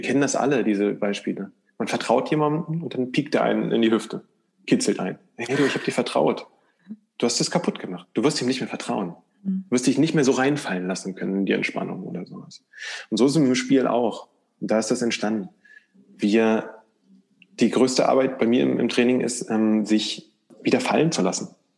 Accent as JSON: {"language": "German", "region": "East Germany", "country": "Germany", "tie": "born or raised there", "said": "ich komme aus der ostdeutschen Provinz, ähm, aus dem sogenannten Plattenbau-Satellitenstadt"}